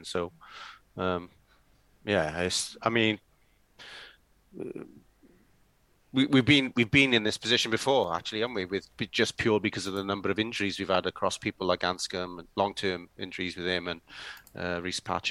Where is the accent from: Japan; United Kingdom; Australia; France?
United Kingdom; Welsh, Wales; being Welsh